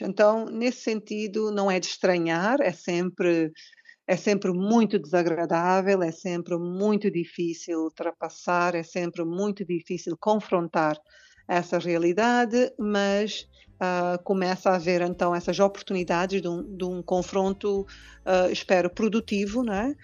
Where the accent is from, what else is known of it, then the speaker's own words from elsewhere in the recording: Cape Verde; como cabo-verdianos, temos todo o orgulho de, de apresentar-nos como tal